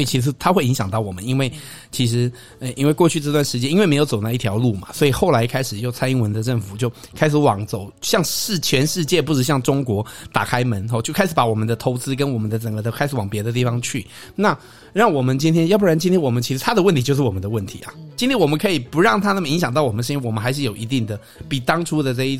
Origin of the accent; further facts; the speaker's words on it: Canada; moved away; also born or lived in Taiwan; 在加拿大长大的台湾人啊，因为我就觉得我始终是一个台湾人